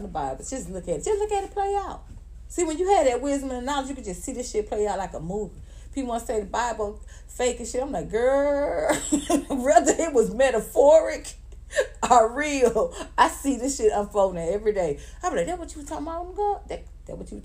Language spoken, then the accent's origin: English; Atlanta, Georgia, United States; I'm from the South, I'm from the ATL